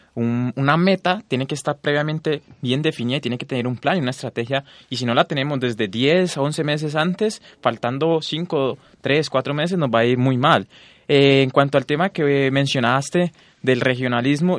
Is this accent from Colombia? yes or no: yes; Colombia; los latinoamericanos, en especial los colombianos